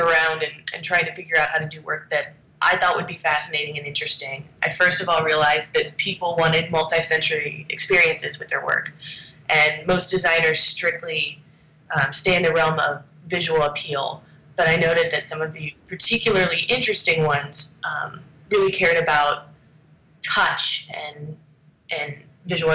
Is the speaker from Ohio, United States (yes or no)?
yes; Steubenville, Ohio, United States; also born or lived in New Jersey / Canton, Ohio; I've spent almost my entire life in Ohio. I was, I guess, raised is the right term, in Steubenville